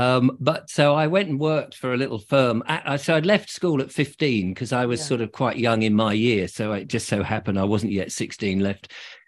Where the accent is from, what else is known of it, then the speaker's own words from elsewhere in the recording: Liss, South East England, United Kingdom; born there; Well, I was born in Liss in Hampshire.